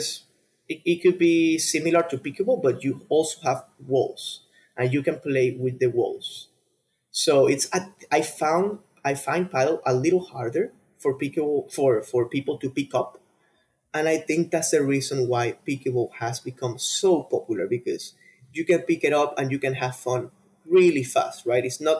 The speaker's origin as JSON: {"language": "English", "country": "Venezuela", "said": "For sure, yeah, I for sure want to create partnerships over there in Venezuela. It's my home country, you know."}